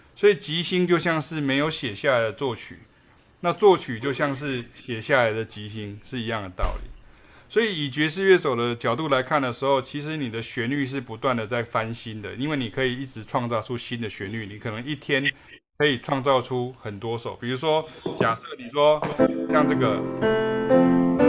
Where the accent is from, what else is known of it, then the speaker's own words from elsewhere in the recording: Taiwan; 我发挥我台湾人的这个本事